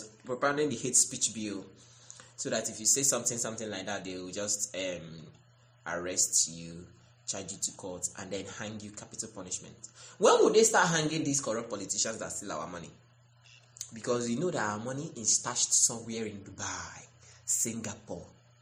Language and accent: English; Nigeria